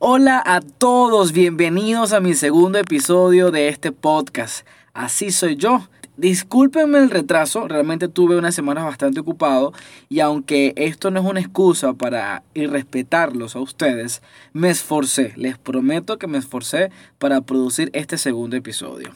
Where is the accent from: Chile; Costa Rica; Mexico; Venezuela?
Venezuela; Nosotros nos relacionamos aquí en Venezuela, los que todavía estamos en Venezuela